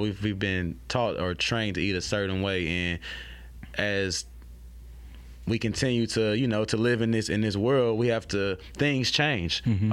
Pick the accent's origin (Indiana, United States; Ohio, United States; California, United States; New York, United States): California, United States; Oakland; now in Baton Rouge, United States; I'm from, like I tell people, I'm from Oakland, California.